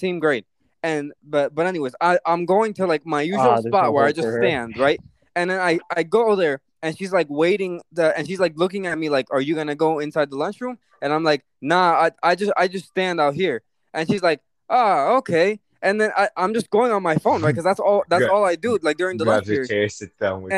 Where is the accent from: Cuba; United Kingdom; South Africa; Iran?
Cuba; moved away